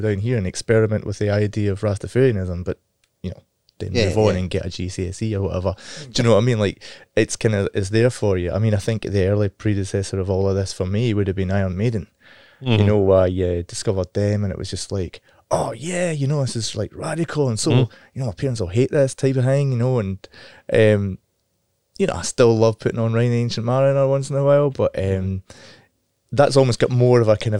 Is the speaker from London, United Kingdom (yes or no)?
no; Scotland, United Kingdom; moved away; growing up in Scotland in the 80s